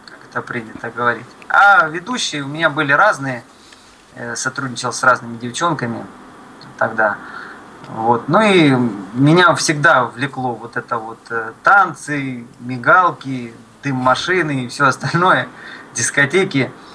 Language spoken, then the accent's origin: Russian; Luhansk, Luhansk Oblast, Ukraine; moved away; я родился в Луганске, на Донбассе.